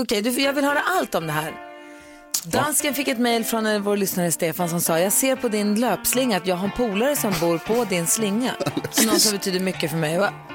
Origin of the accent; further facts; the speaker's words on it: Luleå, Norrbotten County, Sweden; moved away; i Luleå där jag kommer från så är det inte så mycket blommor i träd